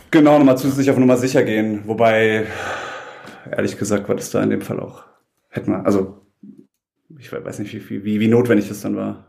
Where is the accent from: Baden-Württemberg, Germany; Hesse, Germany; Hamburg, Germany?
Baden-Württemberg, Germany; Heidelberg; bin aus Heidelberg und auch gerade in Heidelberg